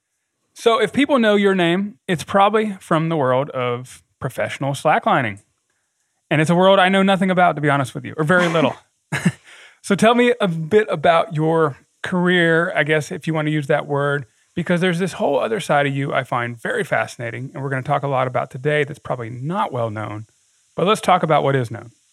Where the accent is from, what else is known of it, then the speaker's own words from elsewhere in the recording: the South, United States; I grew up in the South